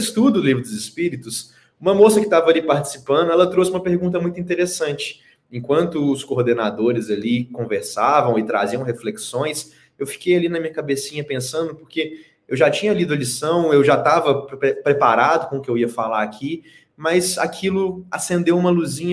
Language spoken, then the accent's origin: Portuguese; Belo Horizonte, Minas Gerais, Brazil; eu sou o único mineiro em BH ainda